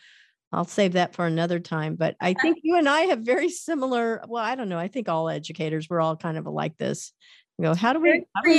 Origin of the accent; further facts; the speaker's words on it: Kansas, United States; born there; also born or lived in Missouri; I was born in Kansas, lived in Missouri, lived all over the US, but don't ever remember being in Ohio.